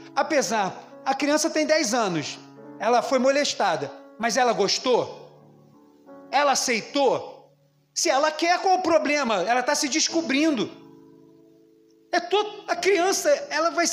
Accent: Brazil; como brasileiro

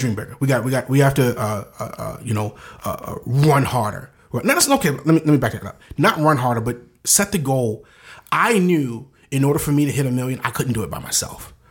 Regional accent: Baltimore, Maryland, United States; moved away; I'm from the inner city of Baltimore

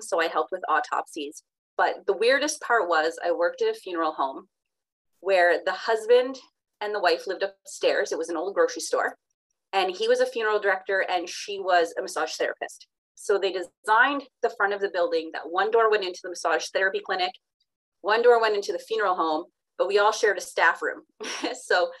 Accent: Napanee, Ontario, Canada; also born or lived in Parry Sound; now in Petawawa, Canada; I grew up in Napanee

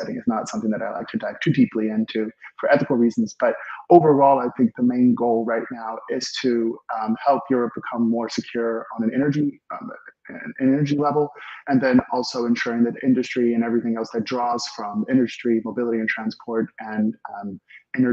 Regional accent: Chicago, Illinois, United States; moved away as an adult; also born or lived in Germany / Switzerland / East Coast; now in Silicon Valley, United States; I'm originally from Chicago, actually. I'm from the Midwest, and I studied on the East Coast

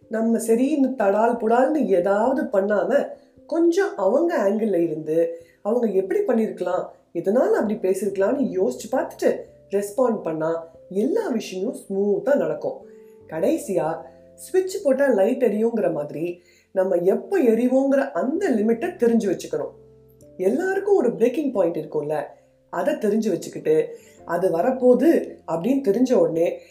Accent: Madurai, Tamil Nadu, India; நானும் மதுரக்காரன் தான்

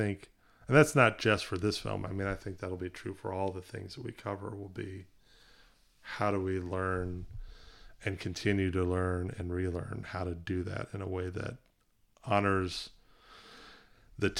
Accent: South Carolina, United States; growing up in the South, being in, you know, very conservative, you know, area of South Carolina

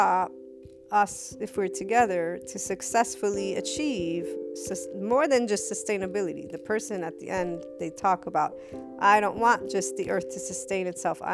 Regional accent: United States; I thought as an American

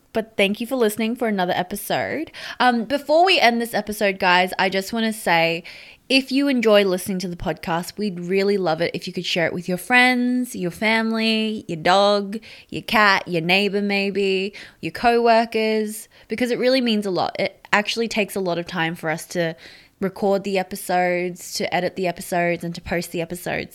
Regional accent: Brisbane, Queensland, Australia; also born or lived in Sydney, New South Wales; my parents never bought a restaurant in Brisbane and we moved up from Sydney

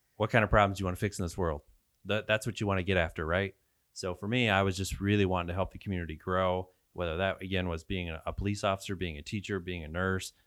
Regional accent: Tampico, Illinois, United States; also born or lived in Polo, Illinois; I grew up in Tampa Coe, Illinois.

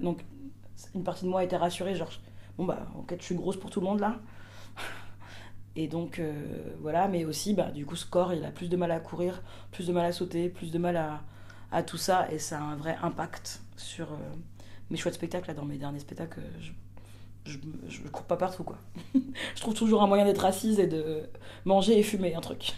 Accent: Martinique; je suis martiniquaise

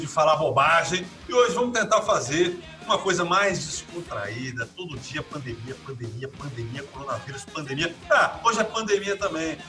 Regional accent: São Vicente, São Paulo, Brazil; eu sou de São Vicente

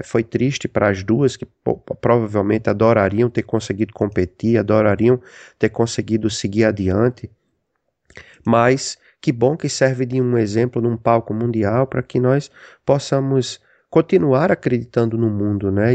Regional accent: Rio Grande do Norte, Brazil; moved away as an adult; now in United States; eu sou do Rio Grande do Norte

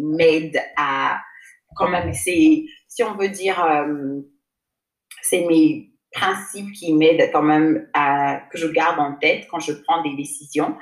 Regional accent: Côte d’Ivoire; also born or lived in United States; j'ai grandi en Côte d'Ivoire. Je suis j'ai grandi ici

